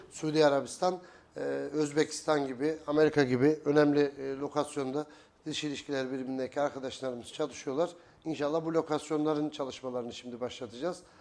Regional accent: Kayseri Province, Turkey; also born or lived in Eskişehir; 1977 Kayseri doğumluyum. E, ilk orta ve lise öğrenimi Kayseri'de

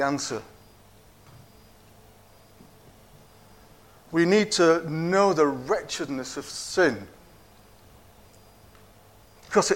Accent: Yorkshire and the Humber, United Kingdom; now in Cockermouth, United Kingdom; I was born in Yorkshire, and I'm a proud Yorkshireman

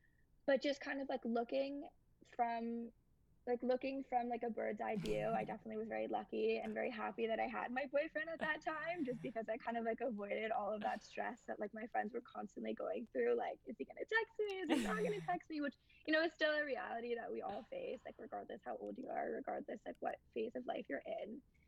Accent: New York, United States; But I think, like, because I grew up in New York, especially, hookup culture between high school and college, like, I didn't see that many differences.

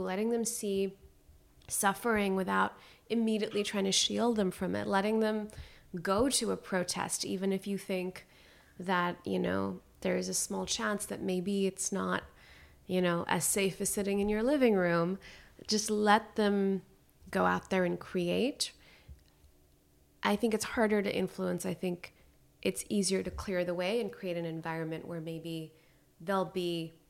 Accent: Khyber Pakhtunkhwa, Pakistan; I stayed very connected to my home country and would go back and would continue to volunteer.

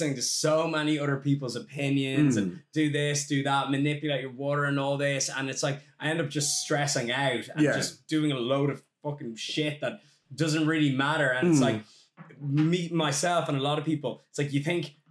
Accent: Ireland; as an Irishman, there's a huge drinking culture in Ireland

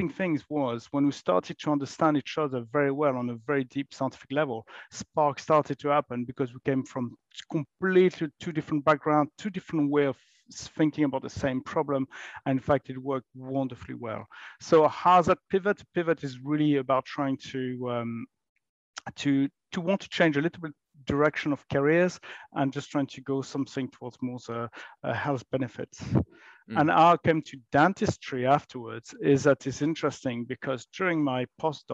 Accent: France; moved away as an adult; now in United Kingdom; I grew up in France many, many years ago

